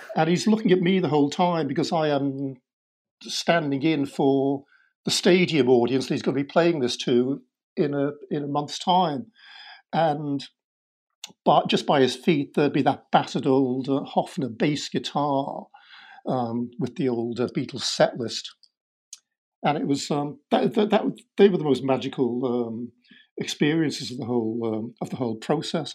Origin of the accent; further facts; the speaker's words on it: Liverpool, North West England, United Kingdom; growing up in Liverpool in uh, the sixties